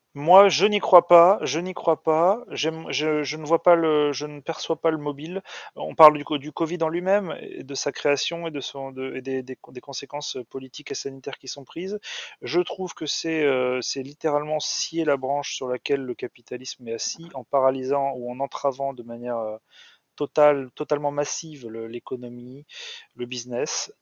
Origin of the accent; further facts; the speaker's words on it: France; en tant que Français